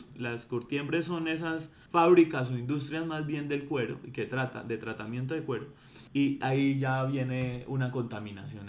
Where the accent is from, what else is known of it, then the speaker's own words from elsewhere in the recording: Bogotá, Colombia; nosotros como bogotanos